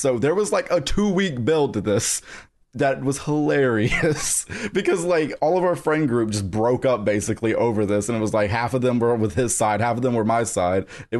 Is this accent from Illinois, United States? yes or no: no; South Carolina, United States; So I moved around a lot, but always in the South. So I grew up around this time. It was in South Carolina.